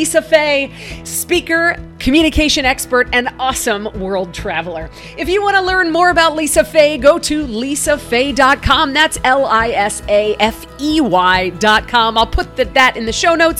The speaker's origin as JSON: {"language": "English", "country": "Egypt", "tie": "born or raised there", "moved": "yes", "said": "I grew up on Egyptian street food"}